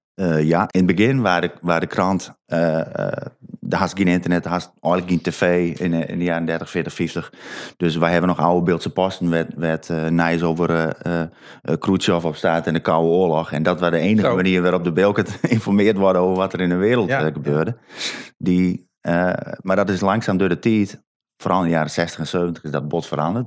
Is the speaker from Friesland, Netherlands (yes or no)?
yes; Sint Annaparochie, Friesland, Netherlands; ik kom van Sint-Anne